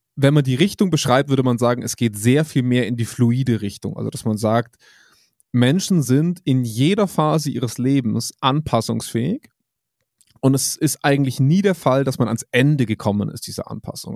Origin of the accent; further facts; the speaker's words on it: Germany; bei uns in Deutschland